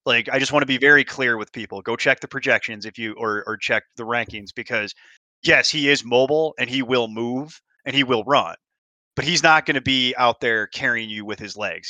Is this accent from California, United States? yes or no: no; Chicago, Illinois, United States; Steve and I are both sh, born and bred in Chicago